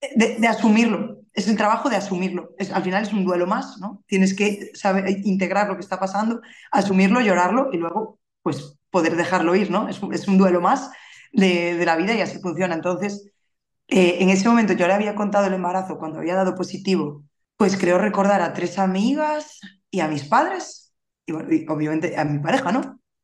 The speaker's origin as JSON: {"language": "Spanish", "region": "Galicia", "country": "Spain", "said": "soy gallega, vivo en la capital, ¿vale? Vivo en Santiago de Compostela"}